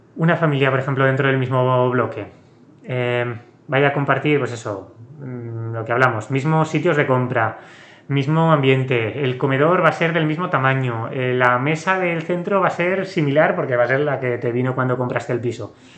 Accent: Aragon, Spain; yo que soy de, aquí, de Aragón

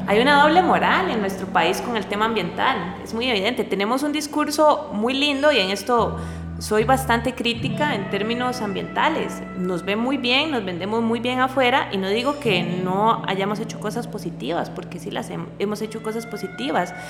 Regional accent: Costa Rica; como costarricense

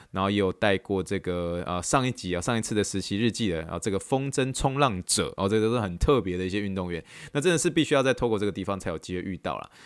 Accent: Taiwan; moved away as an adult; now in Texas, United States; 以台湾土生土长，土生土长的一个，呃，就台湾人

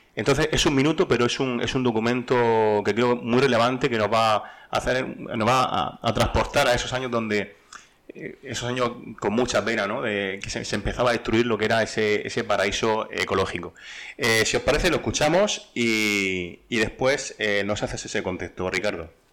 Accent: Region of Murcia, Spain; como murcianos eh, que toca muy cerca la región de Murcia

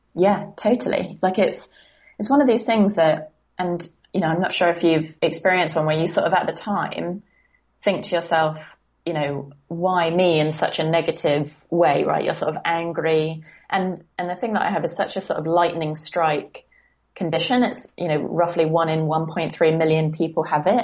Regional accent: Guildford, South East England, United Kingdom; also born or lived in San Francisco / London; I'm actually in a town slightly south of London called Guildford. And um, yeah, this is kind of where I was born and raised

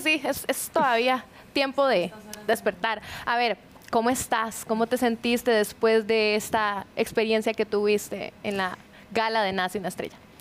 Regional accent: Cartago, Costa Rica; moved away; also born or lived in Curridabat; Yo soy de Cartago, pero vivo en Curry

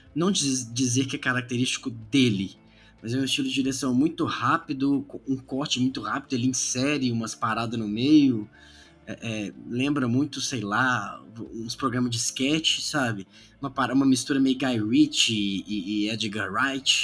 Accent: Belo Horizonte, Minas Gerais, Brazil; Eu sou de Belo Horizonte

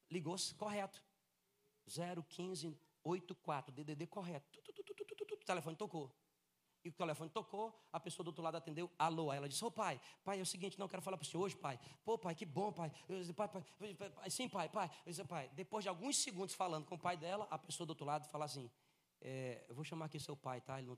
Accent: Northeast Region, Brazil; moved away as an adult; Eu e Kelly nós casamos em 2002 e a gente saiu do Nordeste em 2003. então faz 20 anos exatos que a gente está longe da convivência diária com os nossos entes queridos

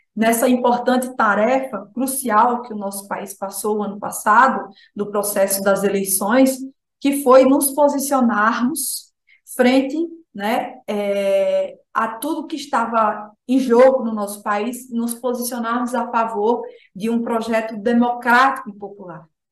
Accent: Alagoas, Brazil; eu sou sertaneja, né? Filha de um assentado do crédito fundiário

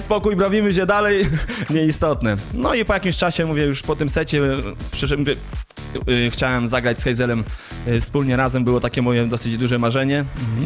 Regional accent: Grądki, Warmian-Masurian Voivodeship, Poland; moved away as an adult; also born or lived in Gdańsk, Poland / Netherlands; now in Germany; Ogólnie pochodzę z Marmi Mazur, z takiej malutkiej miejscowości Grądki, tam się wychowałem

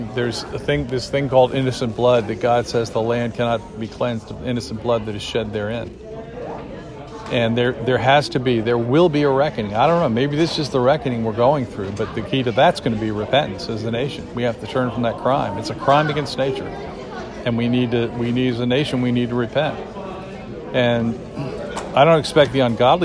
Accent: United States; we as the American people

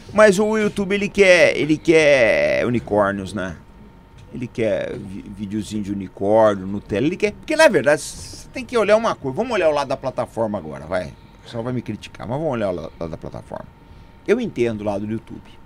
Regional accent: Brazil; como brasileiro

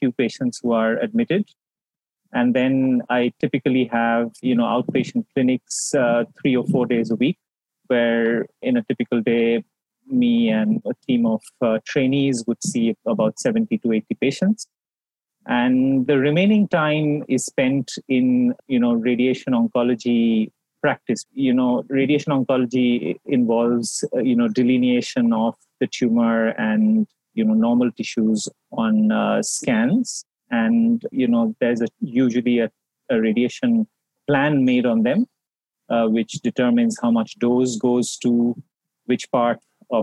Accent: Kolkata, West Bengal, India; also born or lived in Chandigarh / Mumbai / Toronto; I am from Kolkata. I'm one of those few people who have the privilege of coming back home and working from home. I grew up in Kolkata.

